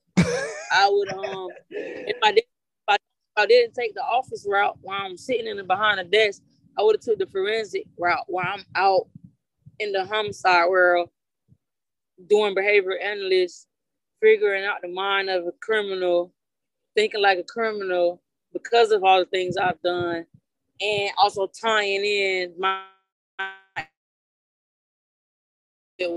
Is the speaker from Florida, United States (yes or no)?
yes; Orlando, Florida, United States; Born and raised out here